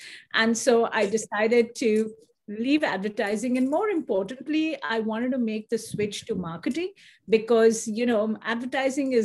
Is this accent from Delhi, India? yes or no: yes; Delhi, India; moved away as an adult; also born or lived in Calcutta, India; now in United States; I was born in India, actually born in Calcutta, which is very famous for the fact that Mother Teresa was there. But I moved to Delhi very quickly, very young. So I have no memories of Calcutta really